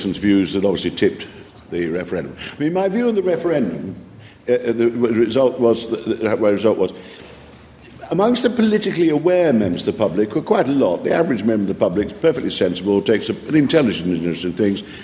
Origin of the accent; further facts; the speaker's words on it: East Midlands, United Kingdom; I come from the North Midlands